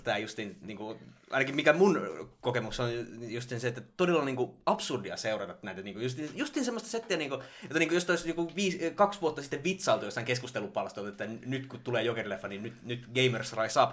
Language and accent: Finnish; Ostrobothnia, Finland; mä oon Pohjanmaalta